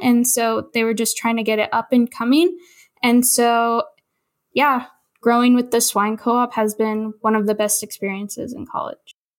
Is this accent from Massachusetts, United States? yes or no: no; Olympia, Washington, United States; I grew up in Olympia, Washington